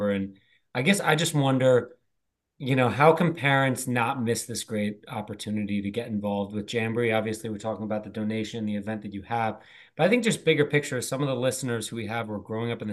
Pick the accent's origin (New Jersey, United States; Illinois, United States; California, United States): New Jersey, United States; Ridgewood; I grew up in Ridgewood